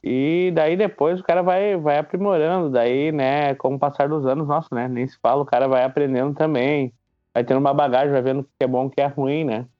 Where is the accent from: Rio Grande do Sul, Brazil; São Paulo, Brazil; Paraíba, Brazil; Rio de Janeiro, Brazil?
Rio Grande do Sul, Brazil; Nova Hartz; Sou, sou natural de Navarrartes